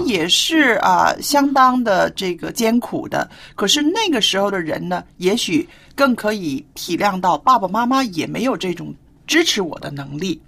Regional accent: China; 我们中国人的这个观念

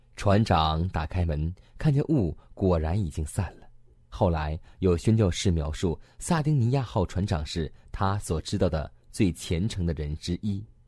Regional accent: China; 在我们中国常常这样说过一句话

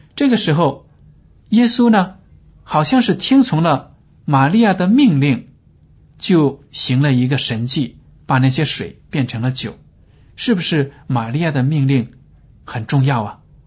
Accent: China; 这是我们中国人也经常说的话

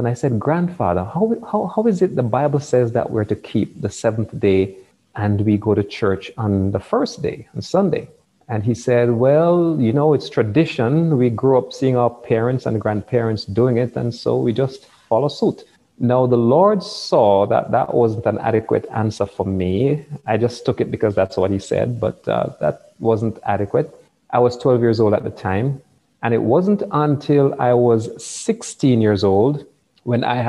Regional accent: Kingston, Jamaica; I was born in Kingston, the capital city of Jamaica

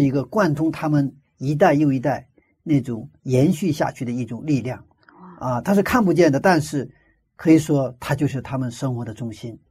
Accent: China; moved away; 我小的时候生活在一个没有火车的一个，一个乡村里， 那个一个村子里生活的都是从朝鲜半岛移民过来的朝鲜族

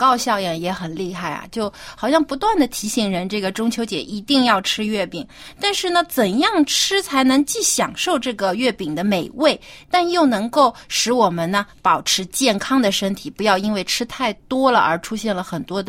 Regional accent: Jiangsu, China; 我老家是在江苏嘛，就是是中国南方。

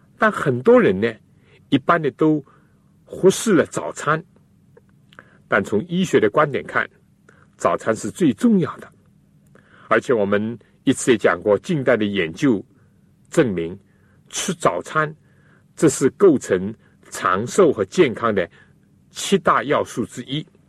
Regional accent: China; 我们中国人

